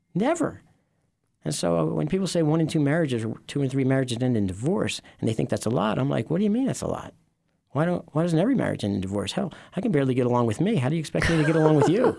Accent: Philadelphia, Pennsylvania, United States; I grew up in Philadelphia

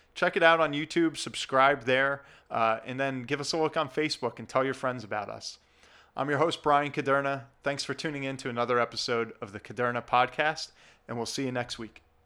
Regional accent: New Jersey, United States; in my home state here of New Jersey

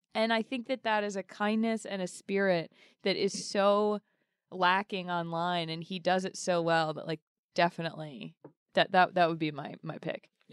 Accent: Boston, Massachusetts, United States; I'm from Boston

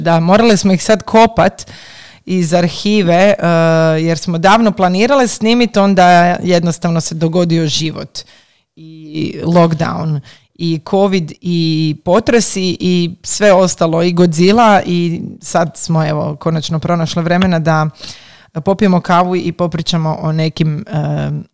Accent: Zagreb, City of Zagreb, Croatia; kod nas u Zagrebu

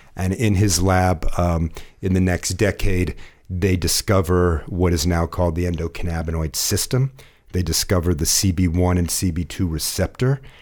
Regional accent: Ohio, United States; now in California, United States; I'm from Ohio

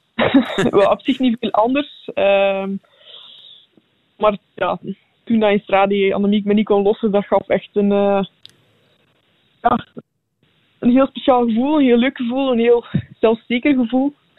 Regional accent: Belgium; als Belg

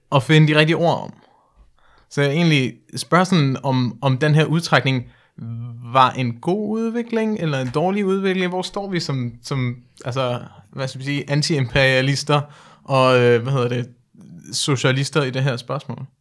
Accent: Denmark; also born or lived in United States

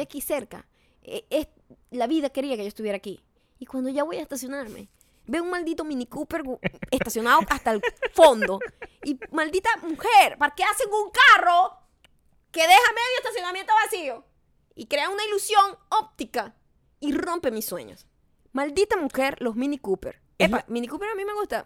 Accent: Venezuela; moved away; Nosotros los venezolanos

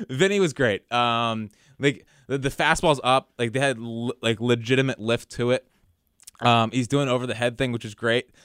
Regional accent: West Chester, Pennsylvania, United States; I'm from Westchester.

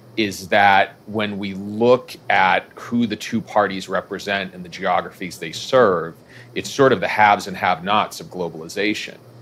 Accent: Boston, Massachusetts, United States; I was born and raised in Boston

